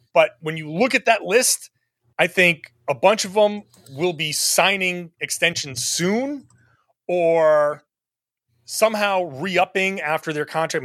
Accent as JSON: {"language": "English", "region": "New England", "country": "United States", "said": "I'm from New England. I get it. There's a reason why we're a tough group up here"}